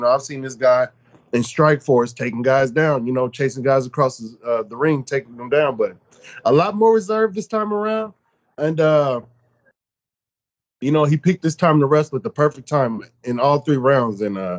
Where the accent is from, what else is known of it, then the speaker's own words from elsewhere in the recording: Dallas, Texas, United States; also born or lived in Anchorage, Alaska; now in Phoenix, United States; I'm not born and raised in Alaska. I'm a Texan. You know, I was born and raised in Dallas, Texas. So I just moved and lived up there and worked up there